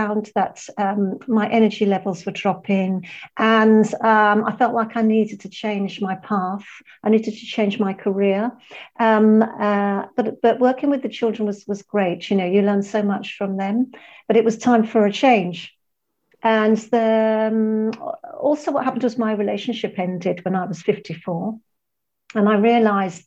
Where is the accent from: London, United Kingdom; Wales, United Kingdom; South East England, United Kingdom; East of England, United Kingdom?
London, United Kingdom; moved away as an adult; now in Malaga, Spain; I'm from London, I was born in London, and that's where my business is based